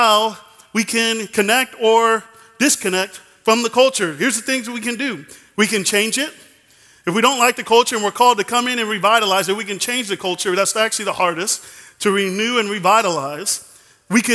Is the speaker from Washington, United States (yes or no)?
no; Dallas, Texas, United States; I'm from Dallas, so I am a Dallas Cowboys fan